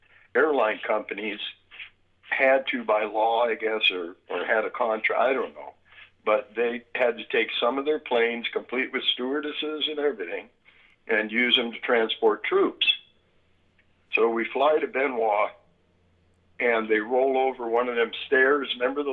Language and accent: English; California, United States; Well, I'm from a very, very small town in Northern California. In fact, Humboldt County is four times the size of the state of Rhode Island and has 1/10 the population.